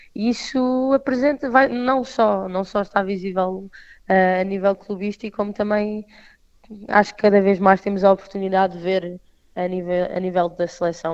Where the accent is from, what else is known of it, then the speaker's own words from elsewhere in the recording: Portugal; como portuguesa, eh, jogadora de Portugal